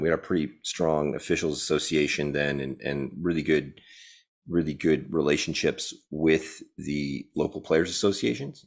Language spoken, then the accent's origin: English; Syracuse, New York, United States; also born or lived in Maryland; I grew up in, uh, Syracuse, New York